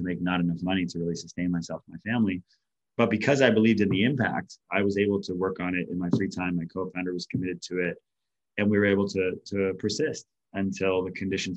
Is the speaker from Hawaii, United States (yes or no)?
yes; Hawaii, United States; being isolated and lonely growing up in Hawaii